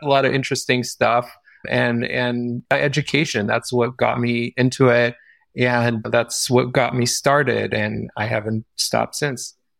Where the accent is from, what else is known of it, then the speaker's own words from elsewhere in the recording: Israel; moved away; I grew up in Israel